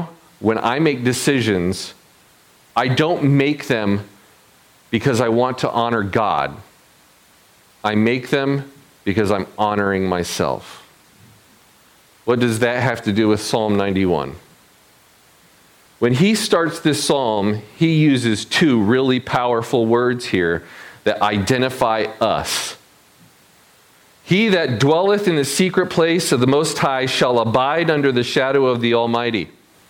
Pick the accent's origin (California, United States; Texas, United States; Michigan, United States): Michigan, United States; moved away; also born or lived in South Carolina / New York City; I moved from my Midwestern hometown down to the South